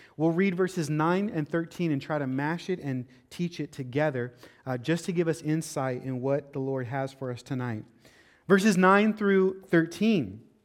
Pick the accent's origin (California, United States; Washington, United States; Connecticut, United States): Washington, United States; Seattle; now in Florida, United States; growing up in Seattle